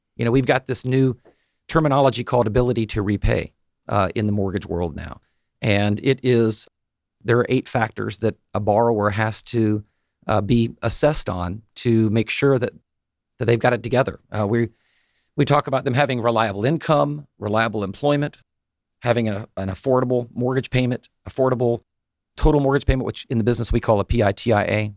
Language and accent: English; Chamblee, Georgia, United States; I am from, uh, here in Atlanta down in Chamblee